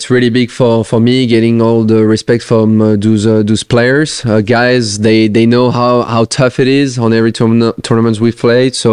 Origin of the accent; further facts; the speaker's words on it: France; English is a second language; share some moments with uh, the other French players.